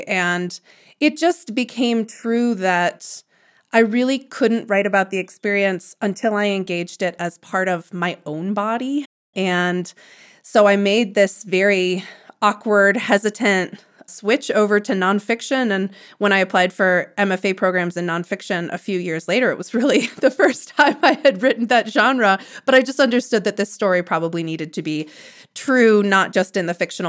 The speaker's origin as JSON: {"language": "English", "town": "Arlington Heights", "region": "Illinois", "country": "United States", "tie": "born or raised there", "also_born_or_lived": "Jackson Hole, Wyoming", "moved": "as an adult", "said": "I grew up in a suburb outside Chicago called Arlington Heights, and I lived with my two parents and three sisters. And in most ways, it was a pretty normalized, upper middle class, white"}